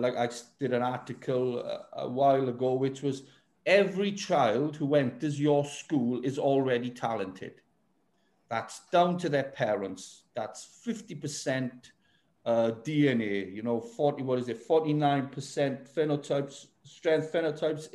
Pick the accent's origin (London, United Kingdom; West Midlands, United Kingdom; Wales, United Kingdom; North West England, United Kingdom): Wales, United Kingdom; Welsh; I am Welsh